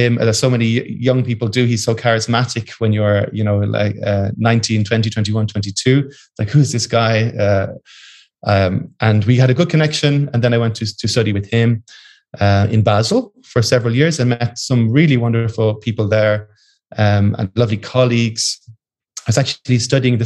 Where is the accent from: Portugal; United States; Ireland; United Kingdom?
Ireland; just outside Dublin, Leinster; moved away; I came from just outside Dublin.